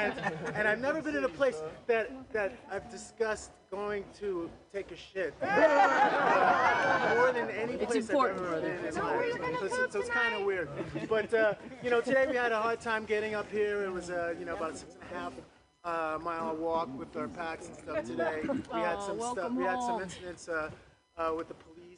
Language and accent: English; New York City, New York, United States; also born or lived in Brooklyn; I'm from New York City. I'm born in Brooklyn and raised in Queens